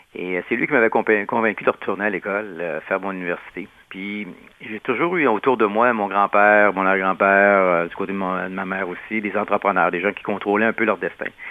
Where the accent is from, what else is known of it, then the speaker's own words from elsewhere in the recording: Quebec City, Quebec, Canada; je viens de Québec, la ville de Québec. Puis à Québec, il n'y a pas tellement d'anglophones.